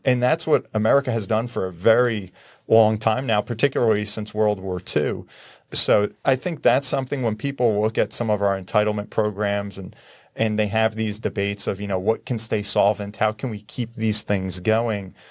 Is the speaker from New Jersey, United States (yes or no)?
yes; New Jersey, United States; I'm from New Jersey.